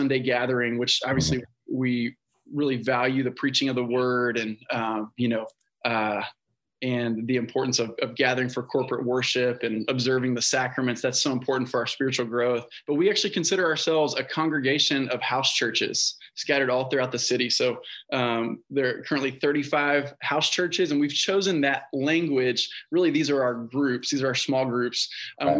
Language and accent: English; Houston, Texas, United States; also born or lived in Branson, Missouri; I grew up in Houston